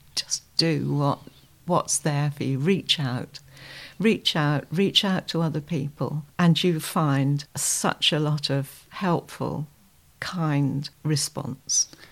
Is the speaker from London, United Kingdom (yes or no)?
no; Dorset, South West England, United Kingdom; I'm from the United Kingdom, from a county, Dorset, which is, um, southwest